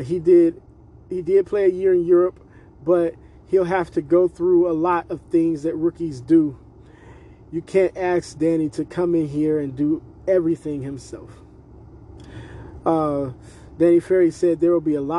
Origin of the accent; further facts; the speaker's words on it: Cleveland, Ohio, United States; as a kid growing up in Cleveland